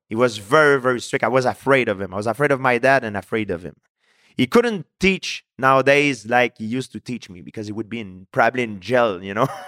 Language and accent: English; Canada; I'm from Canada